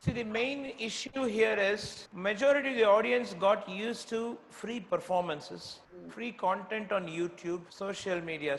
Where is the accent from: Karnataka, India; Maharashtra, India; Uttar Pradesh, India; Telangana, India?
Karnataka, India; Bangalore; also born or lived in Tirunelveli, Tamil Nadu; now in Chennai, India; Though I was a Tamilian from Tirunelveli, but I grew up in Karnataka, so I was considered an outsider, so to say, from Bangalore